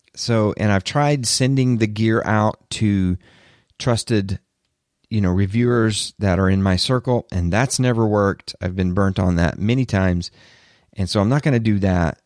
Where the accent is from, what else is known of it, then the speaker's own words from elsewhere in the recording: the South, United States; I'm from the South, I can say y'all